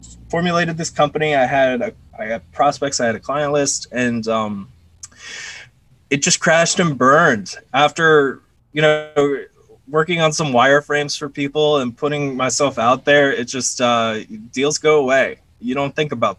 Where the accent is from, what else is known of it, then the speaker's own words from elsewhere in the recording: Orlando, Florida, United States; I grew up in Orlando, Florida